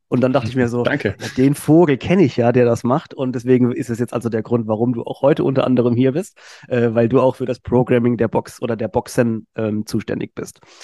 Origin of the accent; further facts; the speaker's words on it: Mannheim, Baden-Württemberg, Germany; ich bin Mannheimer